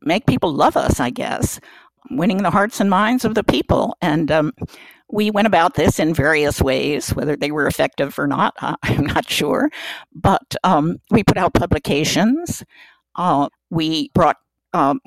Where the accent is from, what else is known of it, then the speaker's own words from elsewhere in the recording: New Jersey, United States; moved away as an adult; I was from New Jersey